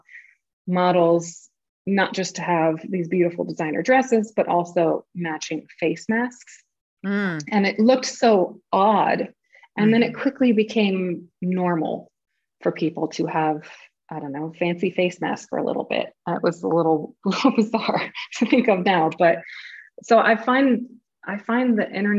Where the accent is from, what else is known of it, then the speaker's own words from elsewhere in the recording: Los Angeles, California, United States; moved away as an adult; now in Berlin, Germany; I'm from Southern California